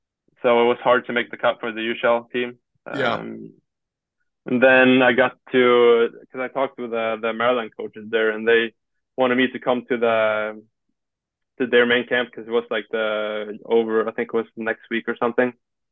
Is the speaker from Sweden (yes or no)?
yes; Sweden; I'm not from here. I said, I think I said, like, I'm from Sweden or something.